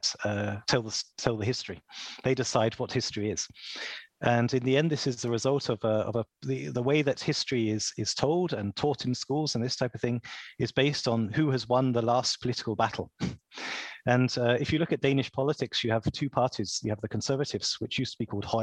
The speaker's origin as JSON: {"language": "English", "area": "Kent", "region": "South East England", "country": "United Kingdom", "said": "I'm from Kent"}